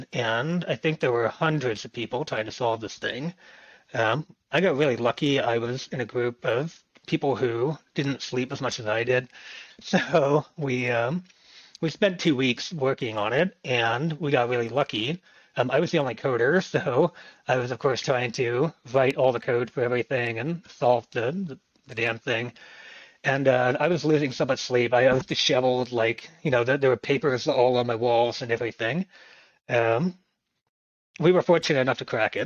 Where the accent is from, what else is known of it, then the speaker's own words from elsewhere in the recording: State College, Pennsylvania, United States; my hometown in State College, which was where I was also going to school, Penn State